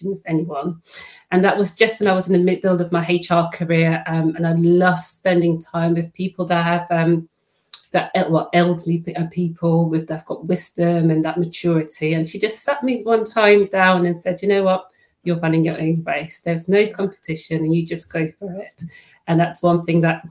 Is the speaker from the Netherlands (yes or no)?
yes; Netherlands; first language Dutch; English is a second language; now in United Kingdom; I am Dutch